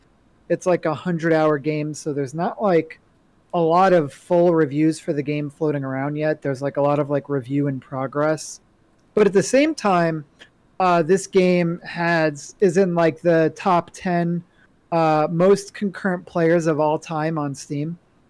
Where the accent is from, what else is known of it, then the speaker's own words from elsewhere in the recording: New York, United States; You know, I'm not a New Yorker anymore, right? Like they took that card away from me.